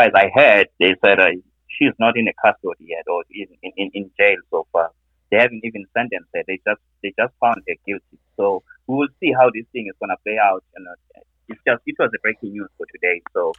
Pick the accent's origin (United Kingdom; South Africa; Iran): South Africa; now in Columbus, United States; I live from Columbus, Ohio. But I'm from South Africa. I'm a South African. A very strong South African.